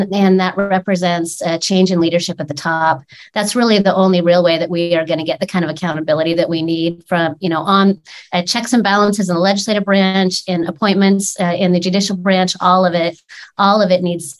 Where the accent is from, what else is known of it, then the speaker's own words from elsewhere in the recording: Oregon, United States; my home state of Oregon.